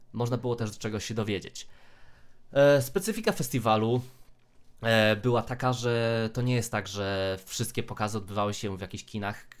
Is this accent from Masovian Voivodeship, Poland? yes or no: no; Rzeszów, Subcarpathian Voivodeship, Poland; sam pochodzę z Rzeszowa, tak? E, generalnie z okolic, ale no, Rzeszów mam zaraz pod nosem